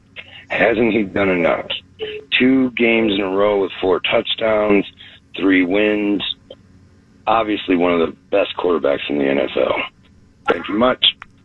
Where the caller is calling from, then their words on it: Tucson, Arizona, United States; I'm calling from Tucson, Arizona.